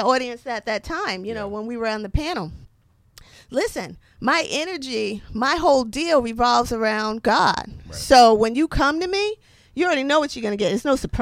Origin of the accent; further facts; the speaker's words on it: New Haven, Connecticut, United States; born and raised in New Haven